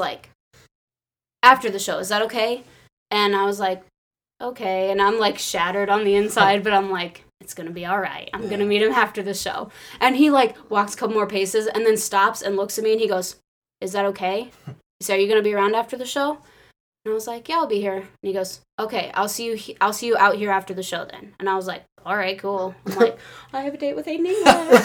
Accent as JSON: {"language": "English", "region": "Illinois", "country": "United States", "said": "I was from Illinois"}